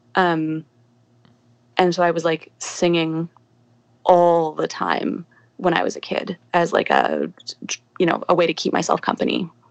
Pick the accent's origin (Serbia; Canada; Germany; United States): Canada; Calgary, Alberta; I grew up in Calgary